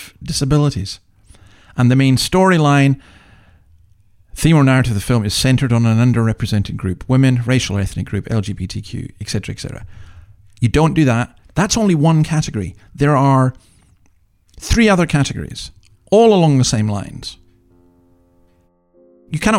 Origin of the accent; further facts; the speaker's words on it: Scotland, United Kingdom; as a Scotsman